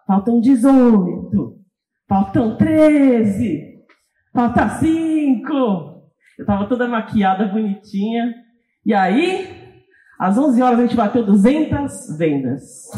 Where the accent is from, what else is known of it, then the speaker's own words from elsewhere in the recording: São Paulo, Brazil; Eu sou de São Paulo.